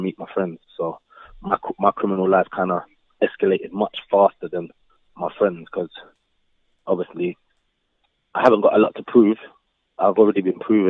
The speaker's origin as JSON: {"language": "English", "region": "London", "country": "United Kingdom", "tie": "born or raised there", "said": "my growing up in Brixton"}